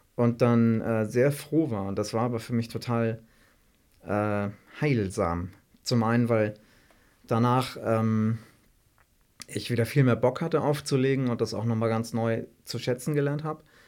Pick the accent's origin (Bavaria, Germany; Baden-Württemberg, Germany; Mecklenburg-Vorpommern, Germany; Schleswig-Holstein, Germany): Schleswig-Holstein, Germany; Elmshorn; Ich komme ja aus Elmshorn ursprünglich oder noch aus dem Dorf bei Elmshorn, ungefähr 35 Kilometer von Hamburg